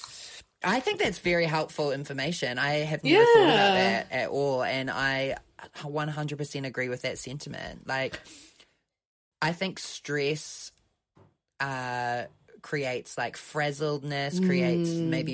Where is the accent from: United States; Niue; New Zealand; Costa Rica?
New Zealand; accent: New Zealand